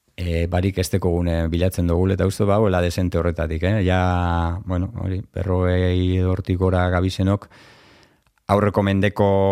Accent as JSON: {"language": "Basque", "town": "Durango", "region": "Basque Country", "country": "Spain", "tie": "born or raised there", "said": "hemen ondoko beste bloke baten bizi ginen"}